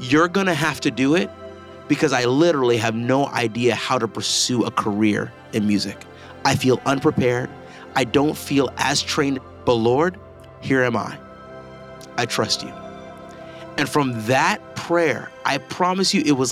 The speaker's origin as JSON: {"language": "English", "town": "Owensboro", "region": "Kentucky", "country": "United States", "tie": "born or raised there", "also_born_or_lived": "Pasadena, California", "moved": "yes", "said": "I was born in Pasadena. My dad and my mom, they're both from Nigeria and Grenada, respectively. They decided to move to Owensboro, Kentucky. And that's where I was raised."}